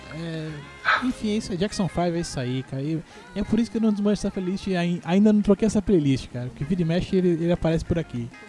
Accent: Brazil; Eu sou brasileiro

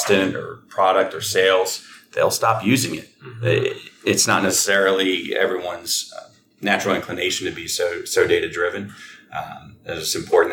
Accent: Frederick, Maryland, United States; I was born and raised here in Frederick

